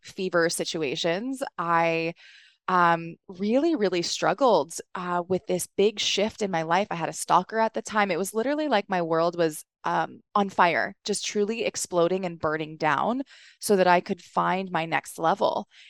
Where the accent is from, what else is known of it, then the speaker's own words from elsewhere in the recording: East Coast, United States; also born or lived in New York; I grew up on the East Coast